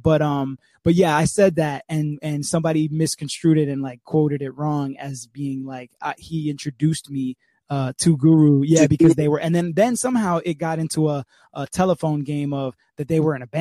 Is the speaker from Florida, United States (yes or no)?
yes; Hollywood, Florida, United States; also born or lived in England / North Miami Beach, Florida / Miami, Florida; I came from England when I was like 5. And then we moved first to NMB, and I went to like elementary school in North Miami Beach